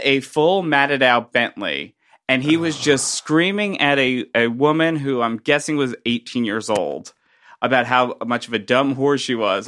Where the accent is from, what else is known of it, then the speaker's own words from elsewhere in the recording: Middletown, New Jersey, United States; I'm from Middletown, New Jersey